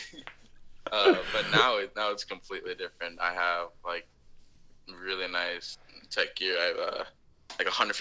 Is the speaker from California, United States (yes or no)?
no; Austin, Texas, United States; also born or lived in Portland, Oregon / Tulsa, Oklahoma; now in Houston, United States; Grew up in Texas, Austin, Texas for about 10 years